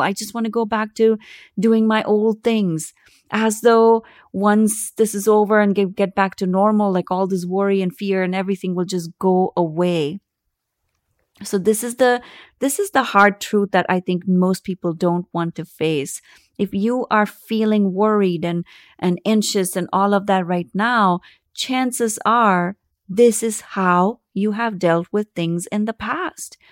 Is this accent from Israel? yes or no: no; India; I grew up in India